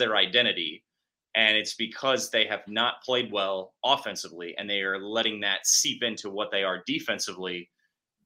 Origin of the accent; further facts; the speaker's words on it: Kansas City, United States; growing up in Kansas City